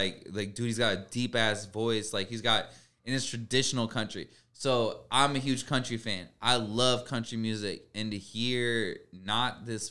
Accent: Davenport, Iowa, United States; moved away; also born or lived in California; my hometown, which is Davenport, Iowa

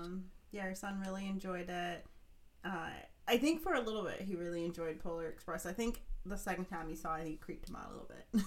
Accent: Ohio, United States; I grew up in Ohio

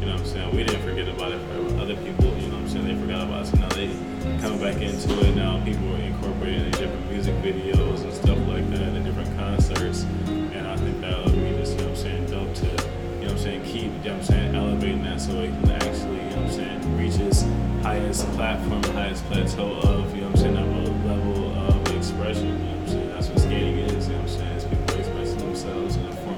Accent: Michigan, United States; I'm from Michigan

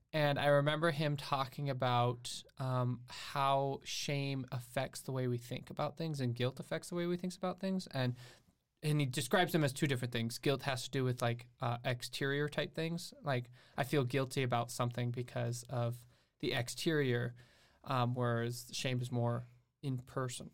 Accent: St. Croix Falls, Wisconsin, United States; also born or lived in Alabama; I've basically grown up in the same area in Wisconsin

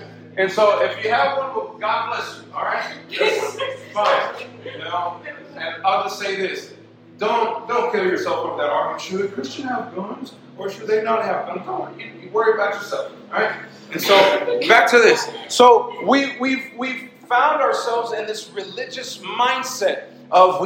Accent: United States; we grew up in the United States

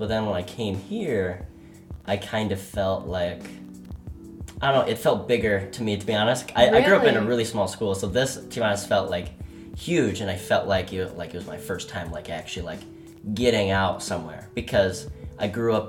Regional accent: Braidwood, Illinois, United States; moved away as an adult; now in Whitewater, United States; I'm from a small town in Braidwood, Illinois. It's kind of out in the sticks a little bit. definitely grew up in the country in a small kind of fisherman-y area. I grew up around a ton of people who fished.

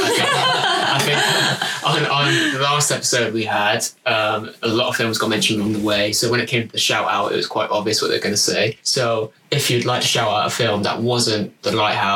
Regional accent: United Kingdom; I am British

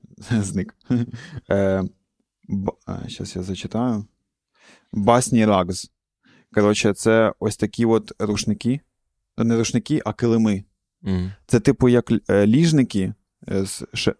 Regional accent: Cherkasy Oblast, Ukraine; я з центральної України, з центру України, я з Черкаської області

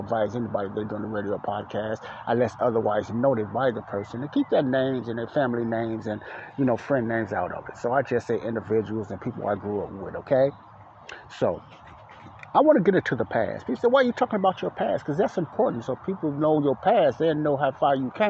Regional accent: Chicago, Illinois, United States; moved away; I grew up in Morgan Park, and Ada Park was right down the street from the block Elizabeth I lived on in Chicago, Illinois, the south side of Chicago

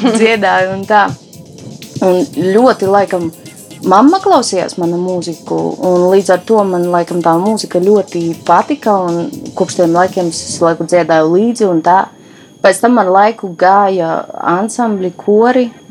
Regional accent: Rēzekne, Latgale, Latvia; es esmu meita no Rēzeknes, no Latvijas

